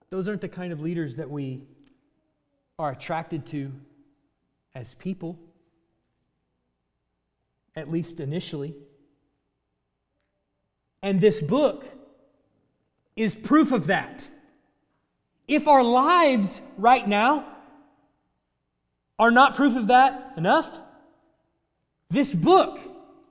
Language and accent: English; United States; we grew up in America